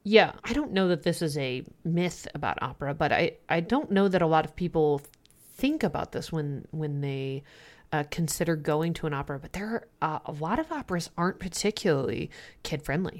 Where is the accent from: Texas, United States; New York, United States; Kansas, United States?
Kansas, United States; the Midwest; moved away; I'm from the Midwest originally